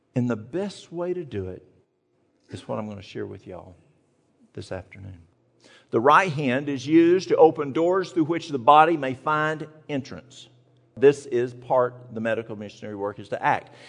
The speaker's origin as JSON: {"language": "English", "region": "East Tennessee", "country": "United States", "tie": "born or raised there", "moved": "yes", "said": "I'm from the mountains of East Tennessee"}